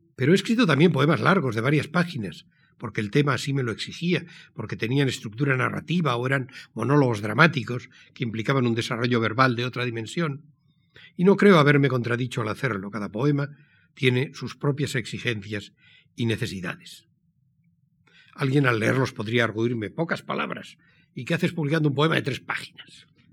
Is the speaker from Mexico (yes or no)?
no; San Sebastián, Basque Country, Spain; Nací en San Sebastián, en la mustia Donostia de posguerra, el 23 de julio de 1940.